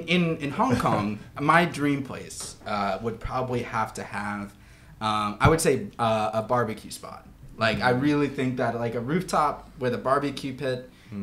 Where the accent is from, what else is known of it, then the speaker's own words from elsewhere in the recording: Kentucky, United States; I'm from Kentucky, and it's a Christian state.